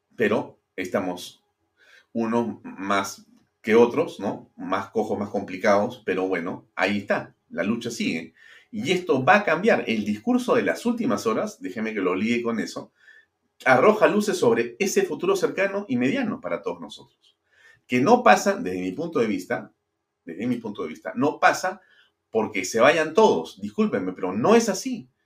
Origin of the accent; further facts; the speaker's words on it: Peru; si algo somos los peruanos en el mundo entero conocidos es por la capacidad de trabajo